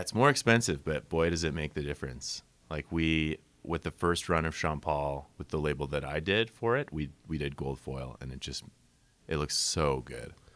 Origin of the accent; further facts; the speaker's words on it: Winnipeg, Manitoba, Canada; moved away; also born or lived in Saskatchewan; I'm from Winnipeg originally